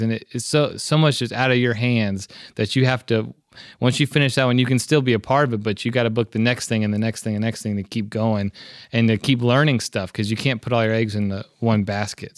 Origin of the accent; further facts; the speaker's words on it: Memphis, Tennessee, United States; I'm born and raised in Memphis